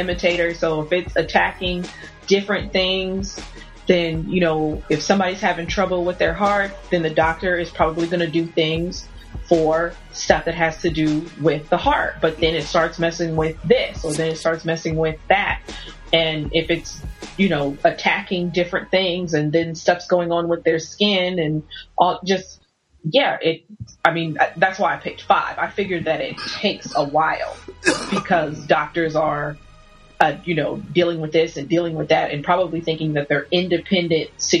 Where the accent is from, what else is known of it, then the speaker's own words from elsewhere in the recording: Oklahoma, United States; also born or lived in New Jersey; I'm from Oklahoma, but there was one year where we moved away and I was living, with my aunt in New Jersey